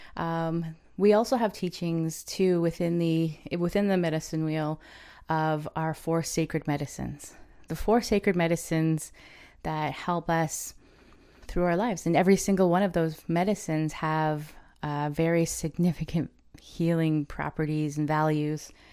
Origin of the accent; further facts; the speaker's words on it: Ontario, Canada; I am from the Chippewas of Kettle and Stony Point First Nation.